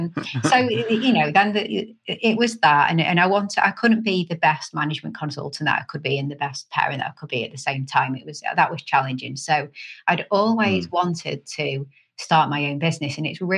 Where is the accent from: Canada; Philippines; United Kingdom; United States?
Canada; born there; so I was born in Canada. I'm half Canadian, half British. Well, kind of. I've got Canadian citizenship as well as British.